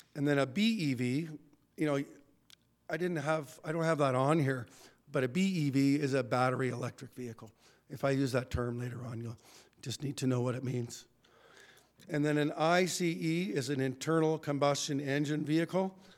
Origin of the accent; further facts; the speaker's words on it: Red Deer, Alberta, Canada; I grew up in Red Deer